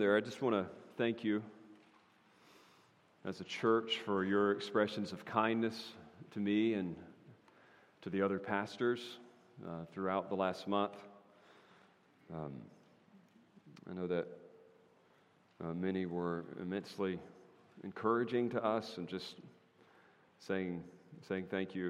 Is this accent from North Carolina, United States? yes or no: yes; North Carolina, United States; my home state of North Carolina